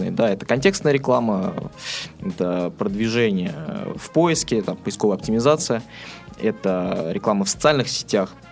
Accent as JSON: {"language": "Russian", "town": "Astrakhan", "region": "Astrakhan Oblast", "country": "Russia", "moved": "yes", "lives_now": "Saint Petersburg, Russia", "said": "А, жил я в небольшом городе, я сам из Астрахани, а, естественно, там о интернет-технологиях я там мало слышал."}